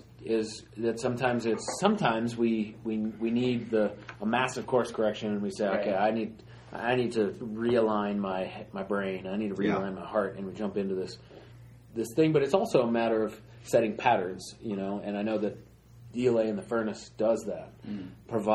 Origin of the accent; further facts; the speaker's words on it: Colorado, United States; I grew up here in Colorado